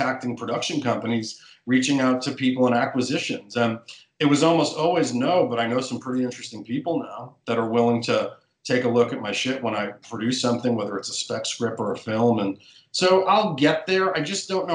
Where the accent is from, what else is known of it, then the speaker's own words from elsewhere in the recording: New York City, New York, United States; I'm a New Yorker